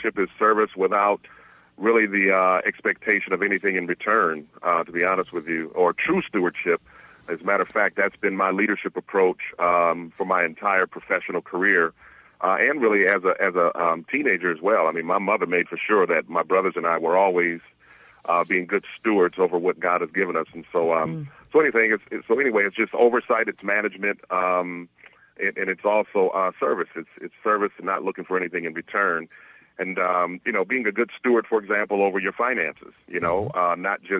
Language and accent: English; Michigan, United States; moved away; elected county official as well back in my home state of Michigan